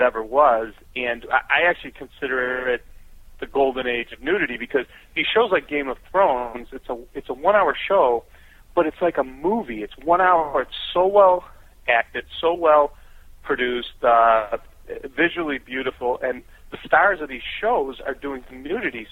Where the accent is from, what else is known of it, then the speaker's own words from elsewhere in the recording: Chicago, Illinois, United States; my hometown of Chicago